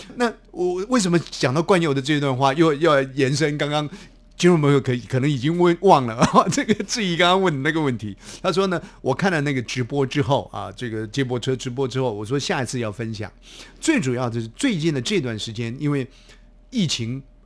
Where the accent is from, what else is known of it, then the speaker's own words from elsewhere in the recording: Taiwan; 我们台湾话